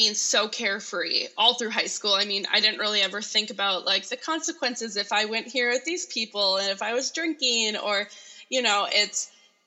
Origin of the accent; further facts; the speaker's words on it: Grand Forks, North Dakota, United States; I'm originally from Grand Forks.